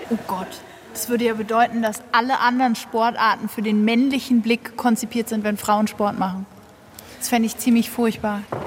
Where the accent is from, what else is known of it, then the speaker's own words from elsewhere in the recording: Berlin, Germany; now in Munich, Germany; Ich komme aus Berlin und bin nach München gezogen